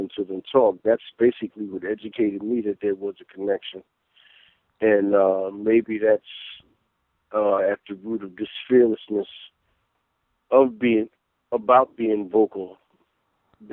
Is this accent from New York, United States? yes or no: yes; New York City, New York, United States; I was born on the 22nd of March, 1968, in Brooklyn, in the East New York section of Brooklyn, and I grew up there.